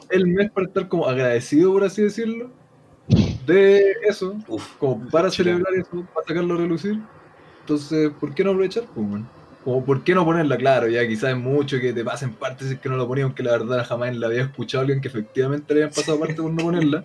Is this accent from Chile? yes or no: yes; Chile; como chileno